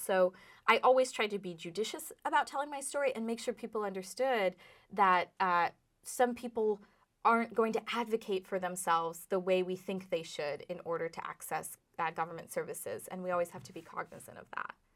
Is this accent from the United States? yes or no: yes; Los Angeles, California, United States; also born or lived in Burlington, Vermont; now in Vermont, United States; I did grow up in my Indian immigrant father and Jewish American mother's Irish pub in Los Angeles